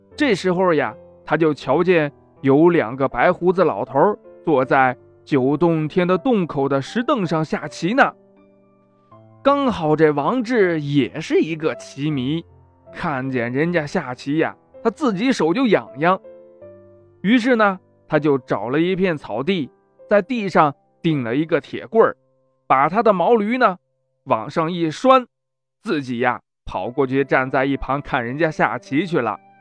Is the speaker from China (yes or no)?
yes; Anyang, Henan, China; 走进我 的家乡